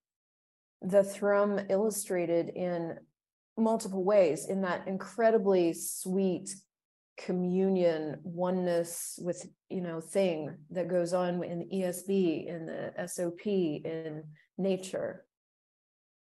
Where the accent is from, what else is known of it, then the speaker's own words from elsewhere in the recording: United States; growing up in the United States, I remember being very patriotic